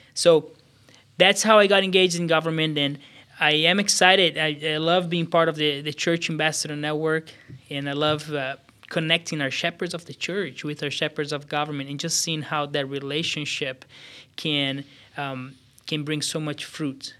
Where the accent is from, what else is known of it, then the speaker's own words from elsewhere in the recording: São Paulo, Brazil; moved away as an adult; now in Des Moines, United States; I was born in Brazil, southeast of Brazil, uh, São Paulo State, in a town of about six hundred thousand people